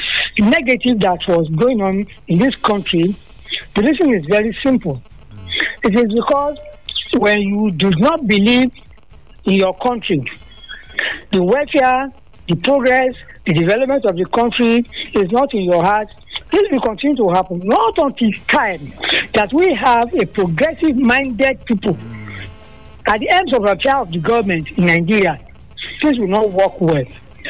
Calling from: Israel; Okay, I'm listening from Israel, okay?

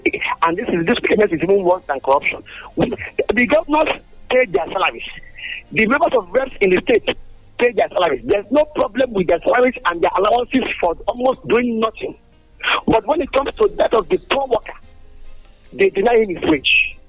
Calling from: Abeokuta, Ogun State, Nigeria; from Abikuta.

